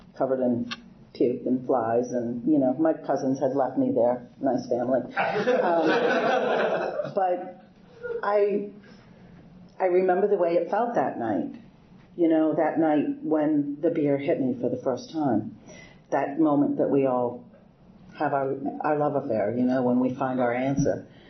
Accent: Boston, Massachusetts, United States; moved away as an adult; now in Bel Air, United States; I'm originally from Boston. I grew up in Boston my whole life there

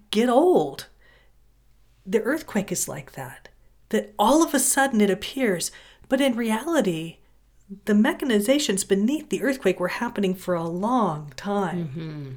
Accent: California, United States; I grew up in California

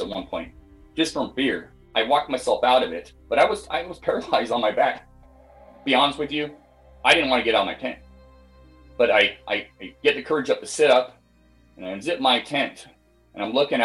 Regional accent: Scotland, United Kingdom; also born or lived in Pacific Northwest, United States; now in United States; I was born and raised in Scotland, moved over to the States in 93

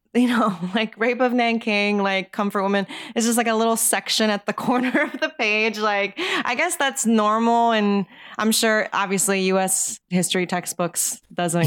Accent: Japan; moved away as an adult; now in United States; I was born and raised in Japan until I was 18

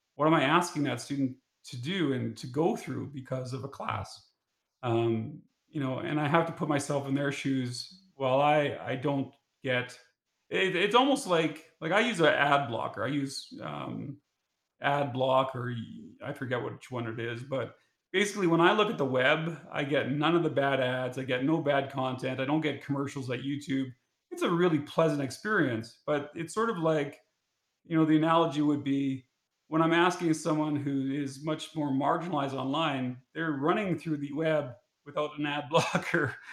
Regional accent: Saskatchewan, Canada; growing up in Saskatchewan

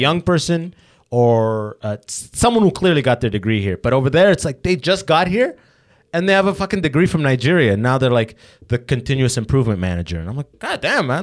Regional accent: London, Ontario, Canada; I grew up in London

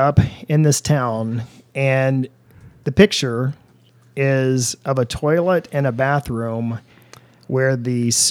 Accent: Madison, Indiana, United States; In my hometown of Madison, Indiana, where I grew up.

